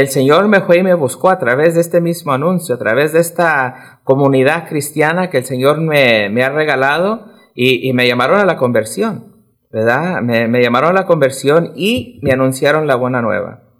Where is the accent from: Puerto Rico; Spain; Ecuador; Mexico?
Ecuador; born or raised there; now in Denver, United States